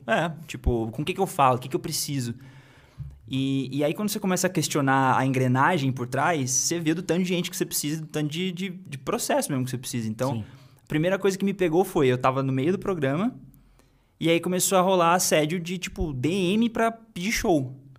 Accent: Cruzeiro, São Paulo, Brazil; moved away; eu sou de, de Cruzeiro

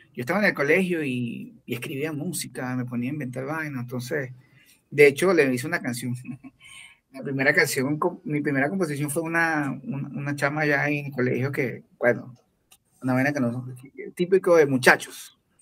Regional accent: Venezuela; now in Ecuador; cuando era chiquito, cuando escuchaba salsa en Venezuela

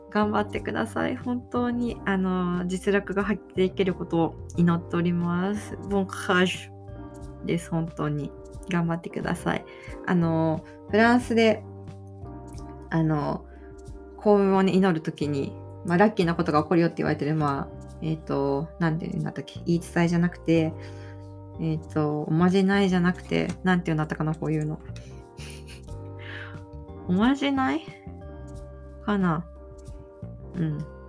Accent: Aichi, Japan; 私が生まれ育った愛知県

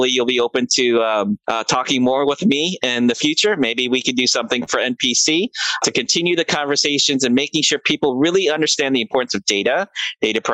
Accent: Philippines; as a Filipino

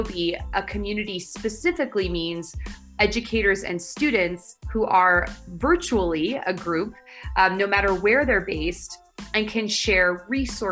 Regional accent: San Francisco Bay Area, California, United States; moved away as an adult; now in Barcelona, Spain; I'm from the San Francisco Bay Area, but 6 months ago I moved to Barcelona, Spain.

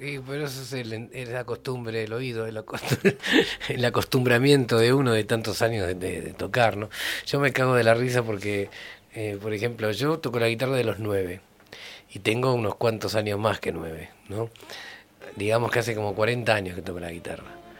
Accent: Haedo, Buenos Aires Province, Argentina; Ahí en Aedo, donde yo vivía en esa época cuando era niño. Yo nací en Aedo.

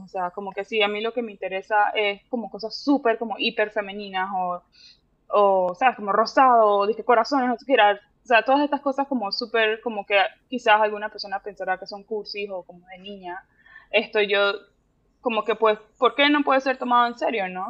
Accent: Panama; moved away as an adult; also born or lived in Miami, United States / Puerto Rico; now in Dallas, United States; yo viví pues en Miami, en Puerto Rico y luego en Panamá, pero yo digo que soy de Panamá porque fue como el lugar donde más he pasado tiempo

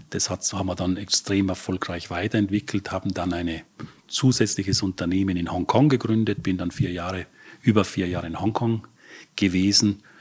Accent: Trentino-Alto Adige, Italy; born there; also born or lived in Vienna; Ja, ich bin in, in Südtirol geboren und habe nach der HTL in Wien Elektrotechnik studiert.

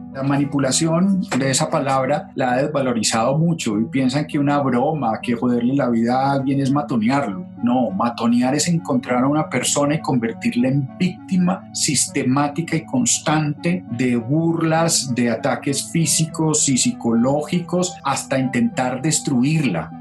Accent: Paisa region, Antioquia, Colombia; also born or lived in Bogotá; yo soy paisa y está muy bien y me siento paisa

